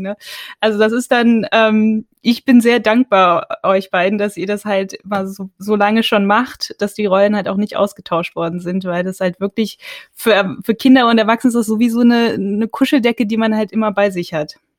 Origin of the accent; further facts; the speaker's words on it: North Rhine-Westphalia, Germany; ich bin in, in, in, in Nordrhein-Westfalen aufgewachsen